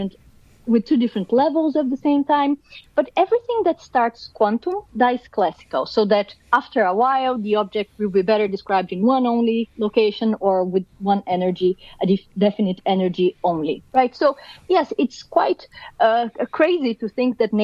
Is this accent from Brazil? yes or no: yes; Brazil; accent: Brazilian; moved away; I'm born and raised in Brazil